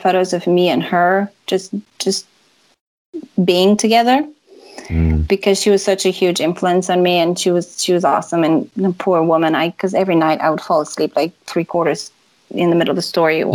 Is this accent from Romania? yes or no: yes; Transylvania, Romania; where I grew up in Transylvania